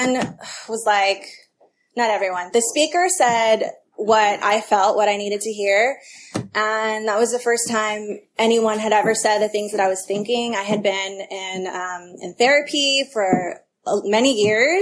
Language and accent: English; Albany, California, United States; also born or lived in El Cerrito, California; I grew up in the Bay Area in the East Bay. I grew up in Albany and then I went to El Cerrito High.